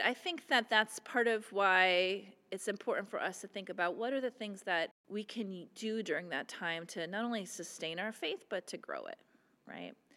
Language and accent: English; Midwest, United States; moved away; when I was growing up in the Midwest